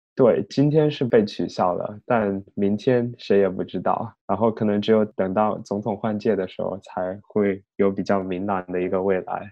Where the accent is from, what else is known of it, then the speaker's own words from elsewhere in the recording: Chongqing, China; moved away as an adult; now in United States; 我的家乡在重庆嘛，也不是北京、上海的一线城市